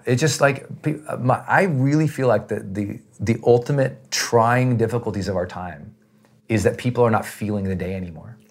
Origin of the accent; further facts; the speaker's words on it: Montana, United States; I'm from Montana. We're outdoor people